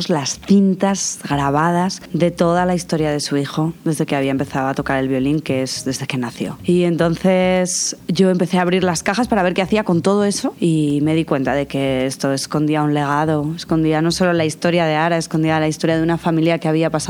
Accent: Spain; Yo vengo de España y de una infancia sencilla, fácil, acomodada

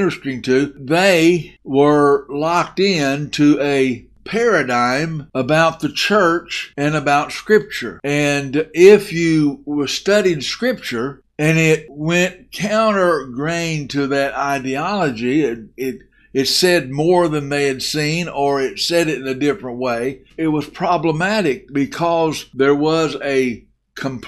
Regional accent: Muleshoe, Texas, United States; moved away as an adult; also born or lived in Bentonville, Arkansas / Arkansas / Oklahoma / Mississippi; I was raised in the South. I was raised in Arkansas, Texas, and Oklahoma, and mostly in Texas. I went to a little high school called Mule Shoe High School.

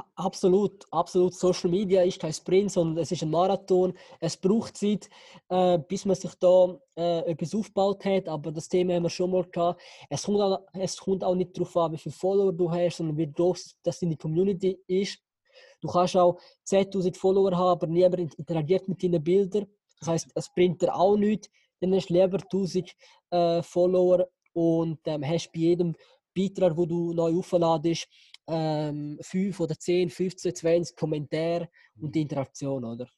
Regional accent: Switzerland; bin in der Schweiz geboren

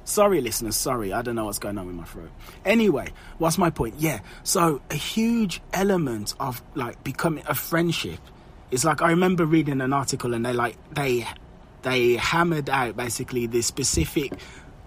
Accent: England, United Kingdom; accent: English; I'm English

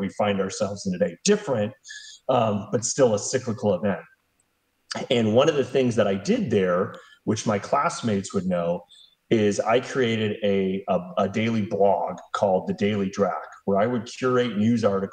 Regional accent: Orange County, California, United States; I'm originally from Orange County, California

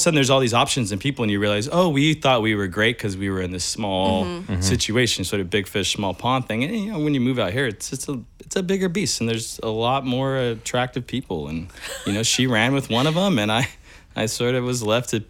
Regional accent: Bakersfield, California, United States; moved away; I'm from Bakersfield, California

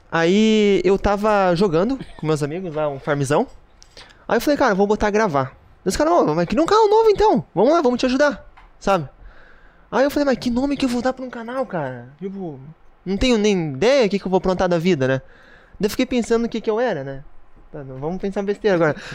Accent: Toledo, Paraná, Brazil; Eu morava no Paraná ainda, eu sou natural do, do Paraná, né? de Toledo.

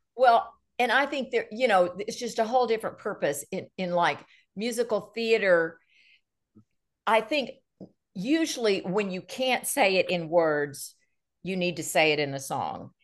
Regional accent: Nashville, Tennessee, United States; I'm born and raised in Nashville, Tennessee.

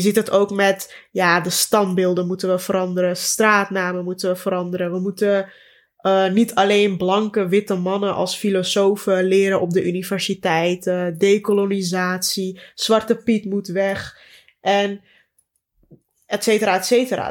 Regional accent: Amsterdam, North Holland, Netherlands; toen ik in Bosselommer woonde, nog bij mijn ouders

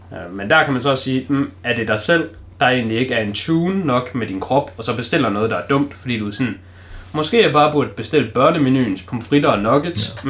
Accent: Denmark; som dansker

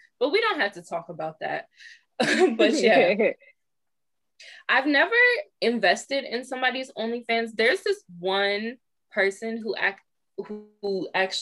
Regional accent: Maryland, United States; we're from Maryland.

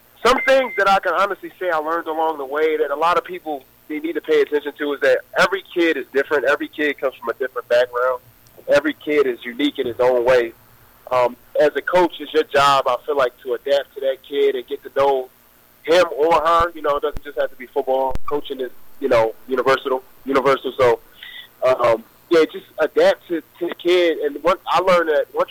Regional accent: Philadelphia, Pennsylvania, United States; I'm originally from Philadelphia, PA, born and raised

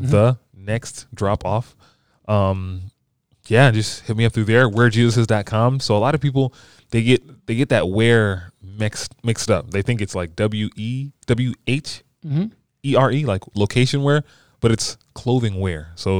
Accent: Bowie, Maryland, United States; also born or lived in New York City; So I was born in New York City. We moved to Maryland when I was like 4 or 5. Mm-hmm. You know, so I grew up in the DMV, you know, Bowie.

